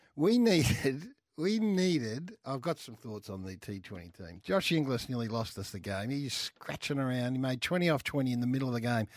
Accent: Australia; I'm an Aussie too

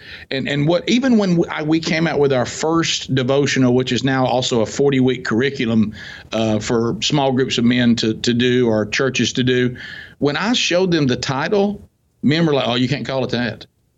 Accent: the South, United States; I'm from the South, so everybody goes to church.

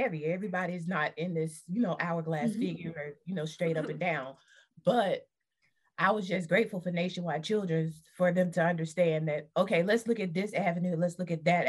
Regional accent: the South, United States; we're from the South

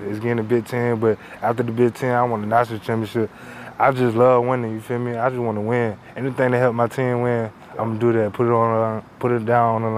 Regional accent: Norfolk, Virginia, United States; moved away as an adult; now in State College, United States; I'm from Norfolk

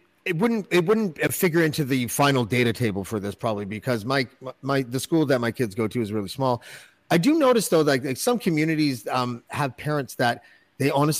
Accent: Toronto, Ontario, Canada; moved away as an adult; you live in Toronto, like your whole life, basically, because until I was 20, I lived in the suburbs and then downtown for 25 years.

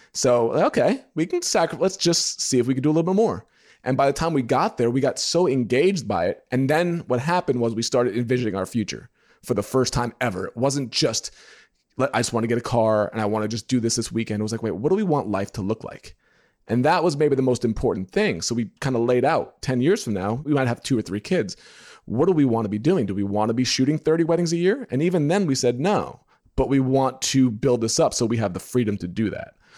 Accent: New York, United States; moved away as an adult; now in Indiana, United States; When I lived in New York, 'cause I'm from New York, I used to do side work for him

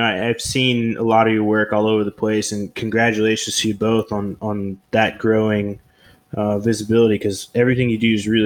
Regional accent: Oklahoma, United States; moved away as an adult; So I'm originally from Oklahoma, and I moved away from there when I was like 18 years old.

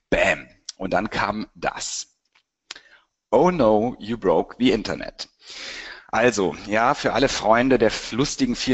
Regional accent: Cologne, North Rhine-Westphalia, Germany; Äh, ich bin ja aus Köln und habe auch Wirtschaftspsychologie studiert.

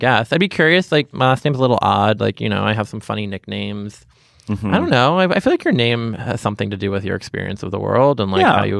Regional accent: Boston, Massachusetts, United States; now in New York, United States; I'm from Boston.

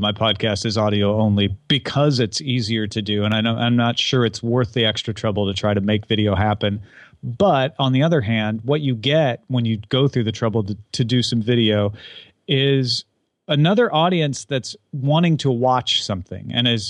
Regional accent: Illinois, United States; He's from Southern Illinois. I'm from Southern Illinois, so there's a little bit of a local connection there.

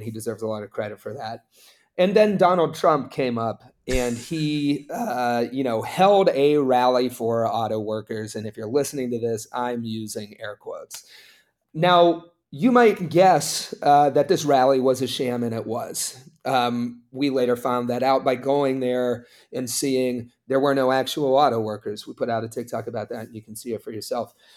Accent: Appalachia, United States; I grew up in Appalachia, it's a very conservative place

